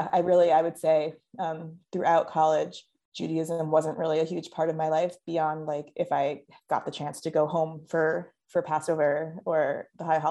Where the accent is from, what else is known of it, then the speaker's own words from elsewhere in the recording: near Chicago, Illinois, United States; moved away as an adult; also born or lived in Westchester, New York; now in New York, United States; growing up near Chicago and then living near New York